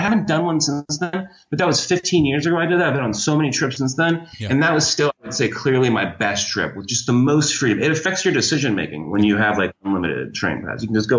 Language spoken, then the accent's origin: English; Florida, United States; also born or lived in Ohio; Grew up in Florida. I was born in Ohio, but I moved to Florida when I was 11, so I basically am from Florida.